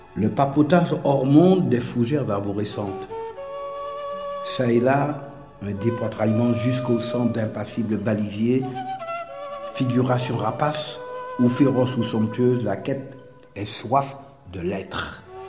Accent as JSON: {"language": "French", "town": "Fort-de-France", "country": "Martinique", "tie": "born or raised there", "moved": "as an adult", "said": "quand j'ai quitté la Martinique"}